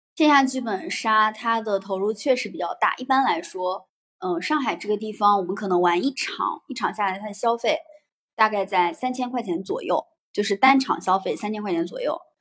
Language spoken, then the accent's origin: Chinese; northern China, China; 明显我是一个北方人